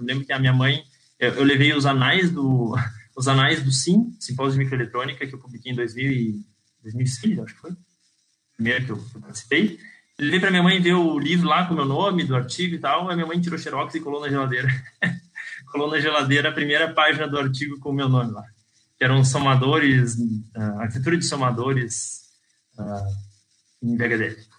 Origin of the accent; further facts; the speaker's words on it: Brazil; moved away as an adult; also born or lived in Pelotas / Porto Alegre; now in Portugal; será que eu sou brasileiro